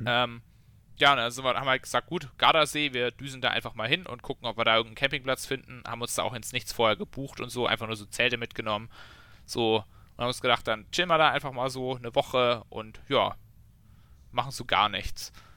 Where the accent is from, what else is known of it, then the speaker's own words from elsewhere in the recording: Memmingen, Bavaria, Germany; bei uns in Memming